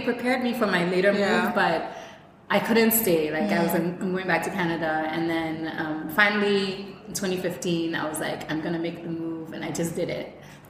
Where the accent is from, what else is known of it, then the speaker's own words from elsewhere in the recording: Ghana; also born or lived in Syria / Israel; I'm full Ghanaian. I was raised, actually I was born in Syria.